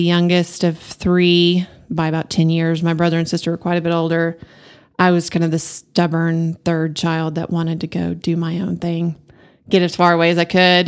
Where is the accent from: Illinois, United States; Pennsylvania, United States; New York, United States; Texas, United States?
Texas, United States; Amarillo; I was born and raised here in Amarillo